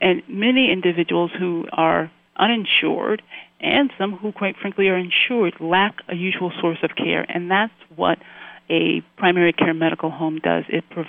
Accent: California, United States; I'm initially from Southern California, moved up to the San Francisco Bay Area for graduate school

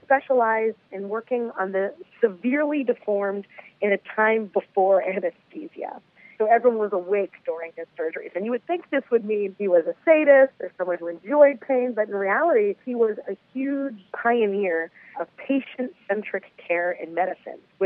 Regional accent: Philadelphia, Pennsylvania, United States; moved away as an adult; also born or lived in New York City; I grew up in Philadelphia, Philly born and raised

